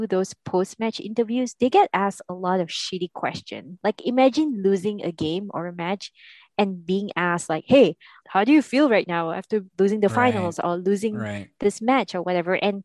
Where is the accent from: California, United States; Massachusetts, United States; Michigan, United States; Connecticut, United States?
California, United States; my home state of California